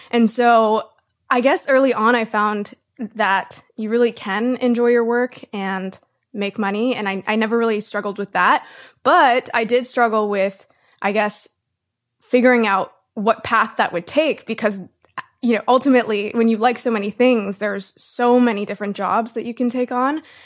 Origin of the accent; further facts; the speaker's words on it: Canada; I'm Canadian